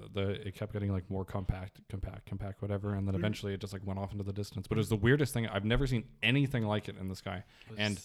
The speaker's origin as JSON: {"language": "English", "town": "Nelson", "region": "British Columbia", "country": "Canada", "tie": "born or raised there", "said": "we were in Nelson, which is my hometown"}